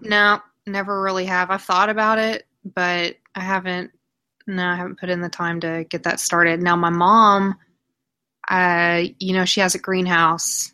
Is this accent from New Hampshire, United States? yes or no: no; Oklahoma, United States; I'm from Oklahoma. I have lived here my entire life